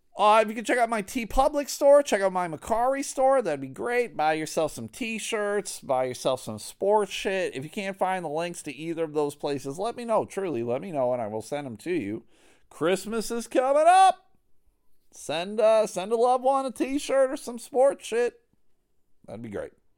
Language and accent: English; Buffalo, New York, United States; moved away as an adult; now in Grand Rapids, United States; I grew up in Buffalo